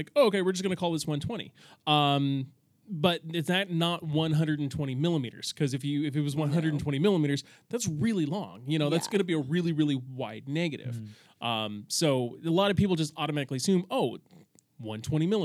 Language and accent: English; California, United States; also born or lived in Utah; Born and raised in California